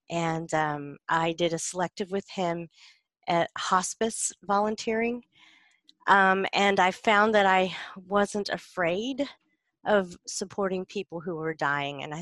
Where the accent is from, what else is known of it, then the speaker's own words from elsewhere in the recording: South Carolina, United States; now in Los Angeles, United States; so I guess I grew up in rural South Carolin